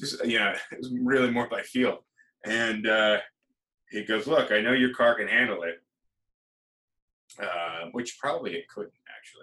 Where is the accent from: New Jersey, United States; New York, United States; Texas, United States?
New York, United States; New York City; Be like, oh yeah, you know, I'm from New York.